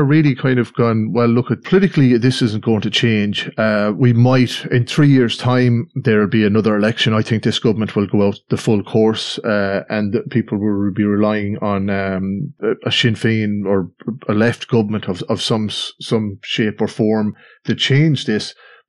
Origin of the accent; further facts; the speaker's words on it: Australia; born there; Well, I was born in Australia anyway, so, with immigration